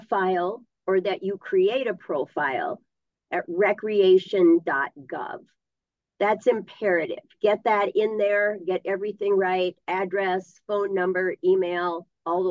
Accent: Isabella, Minnesota, United States; I was born and raised in the Northwoods in Isabella

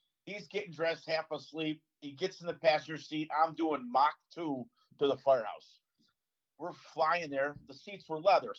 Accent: Chicago, Illinois, United States; I grew up in Chicago my whole life in a little neighborhood called Canaryville, right next to Bridgeport

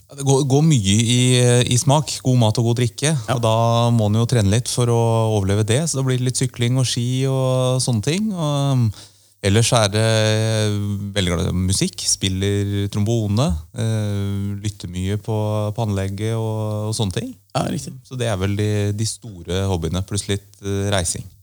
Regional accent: Oslo, Norway; Jeg er Oslo-gutt. Okay. Født og oppvokst i, i byen

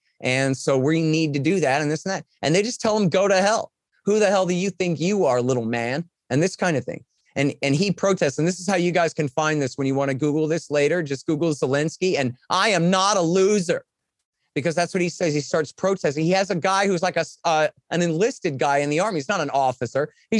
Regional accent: Texas, United States; I'm from Texas.

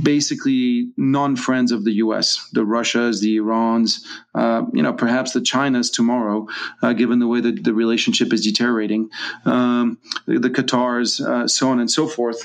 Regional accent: France; now in Hong Kong; I'm not American, I'm French, I'm a French citizen living in Hong Kong

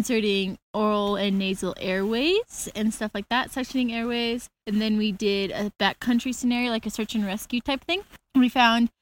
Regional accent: Denver, Colorado, United States; also born or lived in Fort Collins, Colorado; I'm from Denver. I go to school in Fort Collins, Colorado.

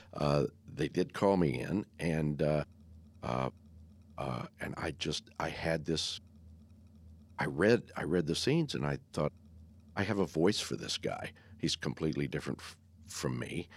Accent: Texas, United States; also born or lived in Wyoming; I was born in Wy, Wyoming and moved to Texas six months later

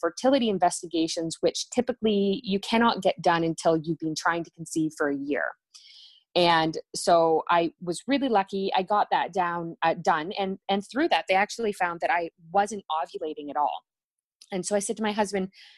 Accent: Ontario, Canada; I'm from Ontario, Canada

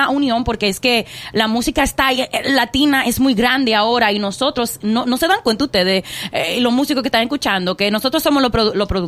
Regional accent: Dominican Republic; oh, yo soy dominicana

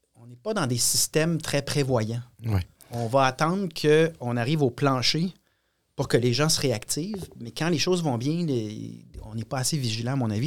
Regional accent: Quebec, Canada; on est québécois tous et chacun

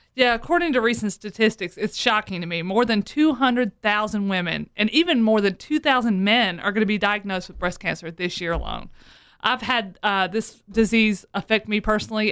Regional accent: the South, United States; I'm from the South

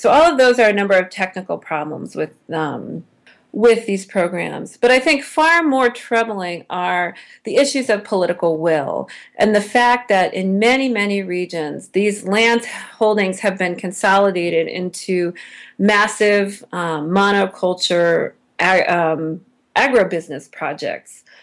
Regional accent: United States; as an American

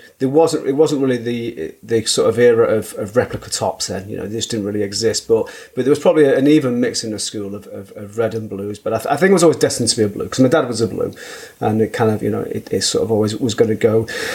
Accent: Manchester, North West England, United Kingdom; I grew up in Manchester. I grew up in Burnage.

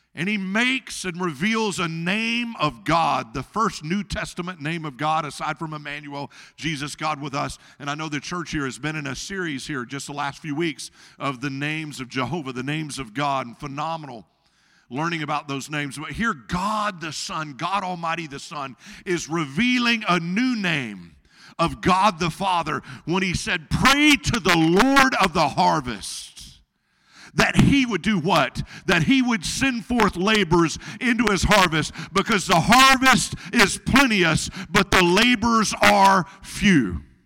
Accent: Arkansas, United States; in Arkansas, my home state

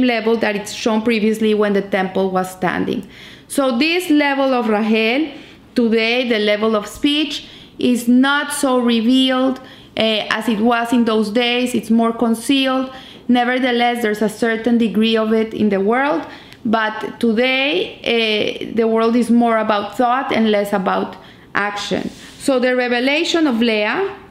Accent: Colombia; where are you from? I say, from Colombia

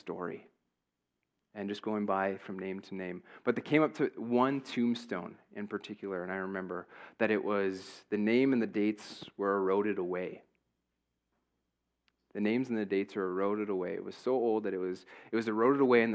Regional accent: Hepburn, Saskatchewan, Canada; I grew up in Hepburn.

